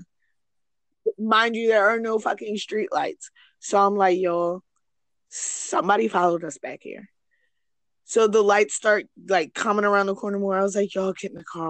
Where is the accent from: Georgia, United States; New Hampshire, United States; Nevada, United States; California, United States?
Nevada, United States; Sparks; we used to live in Sparks when we were young because we're from Sparks.